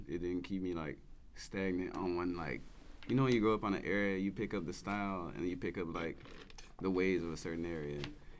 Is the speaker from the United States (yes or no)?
yes; Memphis, Tennessee, United States; now in San Francisco, United States; I go by lots of names. I'm from Memphis, Tennessee, but like I've been around a bit. And so far, I've been in California.